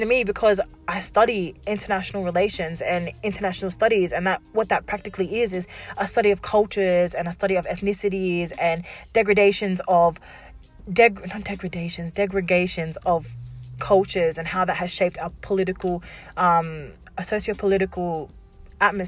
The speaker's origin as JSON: {"language": "English", "town": "Wollongong", "region": "New South Wales", "country": "Australia", "tie": "born or raised there", "also_born_or_lived": "Warrawong / Shellharbour / Albion Park", "said": "So when I grew up down here in Wollongong, you know, I lived in the, what we like to say, the ghetto of Wollongong, which is, you know, out Warrawong area"}